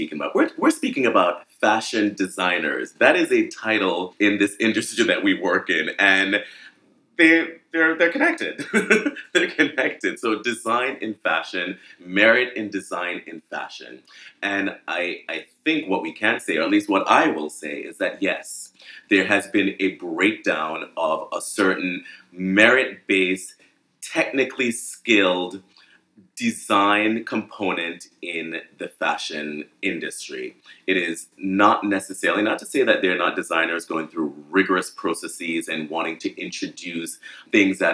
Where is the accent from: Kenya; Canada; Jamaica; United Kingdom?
Jamaica; now in New York, United States; I'm from Jamaica